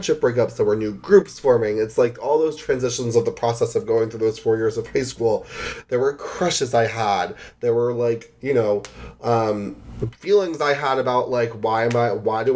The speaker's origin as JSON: {"language": "English", "region": "New Jersey", "country": "United States", "said": "I'm from North Jersey"}